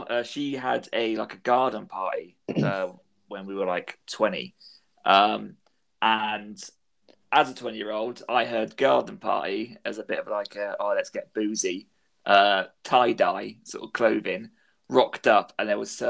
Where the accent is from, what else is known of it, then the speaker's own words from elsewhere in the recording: Plymouth, South West England, United Kingdom; I was from Plymouth